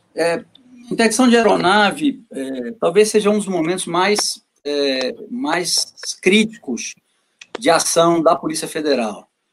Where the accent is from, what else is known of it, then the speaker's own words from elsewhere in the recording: Northeast Region, Brazil; eu sou nordestino